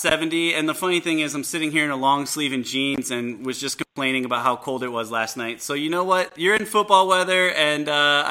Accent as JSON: {"language": "English", "town": "Chicago", "region": "Illinois", "country": "United States", "tie": "born or raised there", "said": "I grew up in the Chicago area"}